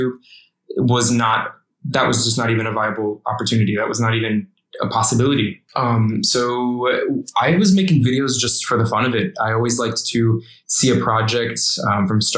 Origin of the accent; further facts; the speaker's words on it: Indiana, United States; I grew up in Indiana